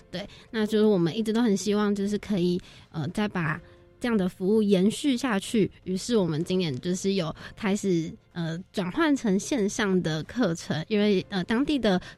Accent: Taiwan; now in Thailand; 其实像我们这样子过去，学生他们都会非常非常开心，不单单只是因为我们是从台湾过来的老师，就就是台外国人

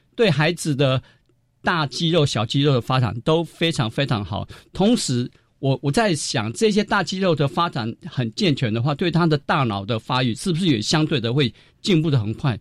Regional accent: Wanli District, New Taipei, Taiwan; moved away as an adult; 我家乡有一块地蛮大的，那我也有回乡的意愿

